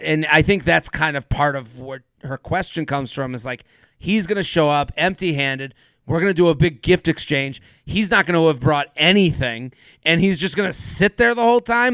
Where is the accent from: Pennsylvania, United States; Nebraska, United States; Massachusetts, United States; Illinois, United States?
Massachusetts, United States; Needham; I'm from Needham